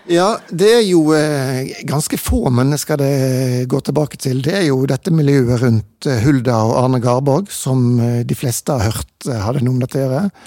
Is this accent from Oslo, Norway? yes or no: no; Bergen, Vestland, Norway; jeg er jo eh, født og vokst opp i Bergen